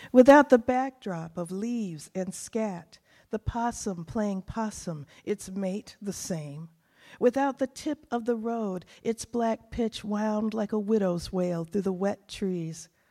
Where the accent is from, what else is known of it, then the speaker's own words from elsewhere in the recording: Texas panhandle, United States; also born or lived in Asheville / New England; now in New Hampshire, United States; I was born in Texas on the panhandle. It's so hot out there, I can't stand it. Too hot. But then when I go back, I always feel like I'm home